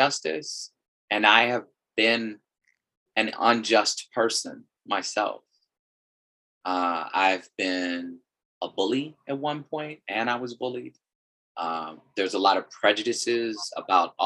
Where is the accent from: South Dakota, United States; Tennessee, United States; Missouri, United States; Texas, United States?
Missouri, United States; St. Louis; now in Arizona, United States; I'm from St. Louis, Missouri, originally